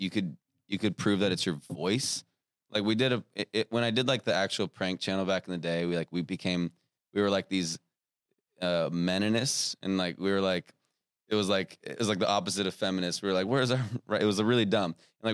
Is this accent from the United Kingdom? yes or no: no; Australia; We're Australian.